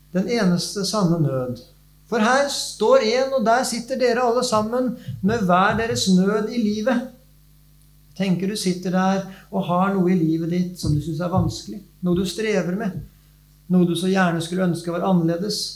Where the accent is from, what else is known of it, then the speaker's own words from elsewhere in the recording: Nes, Akershus, Norway; now in Vestfold, Norway; Jeg vokste opp nes på Romerike.